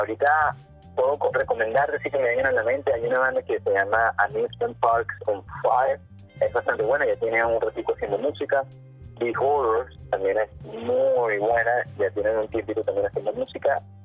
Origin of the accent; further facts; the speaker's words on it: Venezuela; moved away; somos una banda venezolana